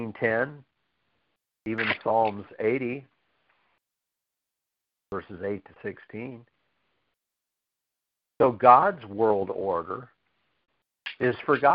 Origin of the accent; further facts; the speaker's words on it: United States; I'm still glad I'm an American because it's the best place on earth to live